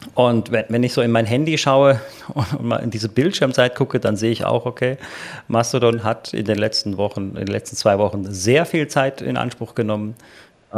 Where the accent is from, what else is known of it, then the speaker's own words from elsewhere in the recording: Germany; bei uns in Deutschland